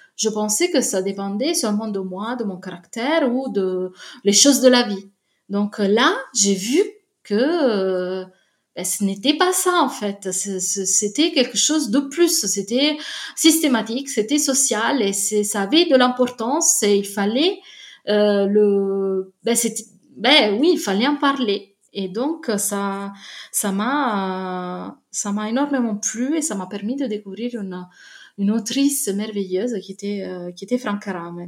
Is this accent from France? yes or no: no; Naples, Campania, Italy; French is a second language; moved away; je viens de Naples